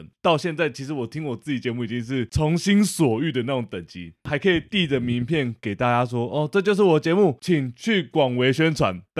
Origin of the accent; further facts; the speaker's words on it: Taiwan; 刚好我们台湾人现在就是吃这一套嘛